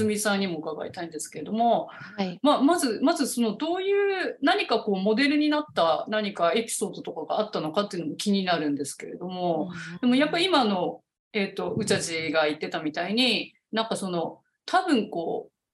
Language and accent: Japanese; Niigata, Japan; 私新潟なんですけど もともと